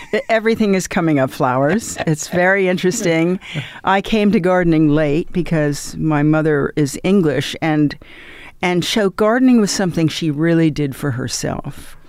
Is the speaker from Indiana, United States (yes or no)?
no; New York, United States; I grew up in New York.